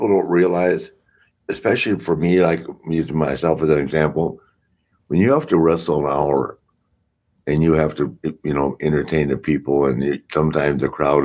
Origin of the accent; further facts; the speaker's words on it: Charlotte, North Carolina, United States; my hometown of Charlotte